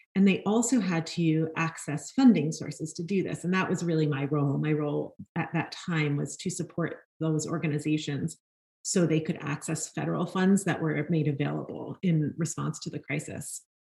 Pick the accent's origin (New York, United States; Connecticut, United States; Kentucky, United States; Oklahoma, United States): New York, United States; New York City; I grew up in Brooklyn, New York, and I am a fourth generation New Yorker